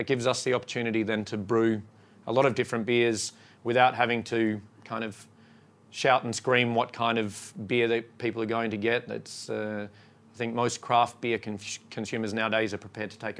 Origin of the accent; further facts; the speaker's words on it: Australia; now in Sweden; I'm from Australia